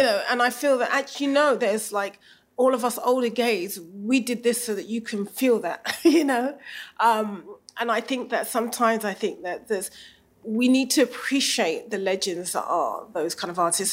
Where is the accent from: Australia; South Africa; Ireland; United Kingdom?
United Kingdom; England; so where are you from? And you say, England.